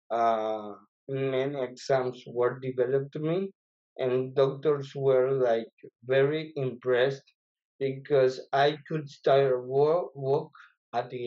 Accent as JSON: {"language": "English", "town": "Tegucigalpa", "region": "Francisco Morazán", "country": "Honduras", "tie": "born or raised there", "second_language": "English", "moved": "as an adult", "lives_now": "Michigan, United States", "said": "Well, I am from Honduras. Uh, I did born in Tegucigalpa, which is the capital of Honduras."}